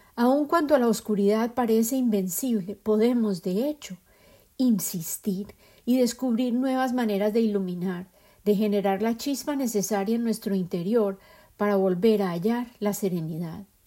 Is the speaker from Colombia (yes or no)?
yes; Medellín, Antioquia, Colombia; En Colombia, y en particular en mi ciudad de origen, Medellín